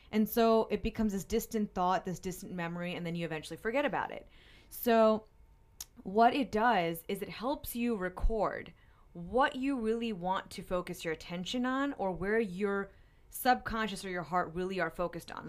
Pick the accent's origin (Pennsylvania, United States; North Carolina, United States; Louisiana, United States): Pennsylvania, United States; now in Saint Louis, United States; I'm from Pennsylvania